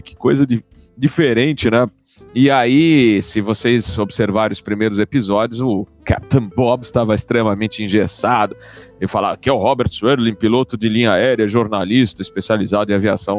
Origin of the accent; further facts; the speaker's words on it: São Paulo, Brazil; Eu sou paulistano